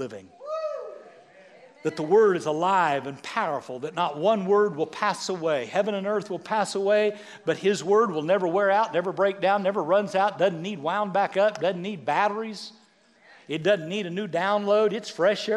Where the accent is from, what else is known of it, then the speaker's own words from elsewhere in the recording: Severy, Kansas, United States; I grew up in Severy, Kansas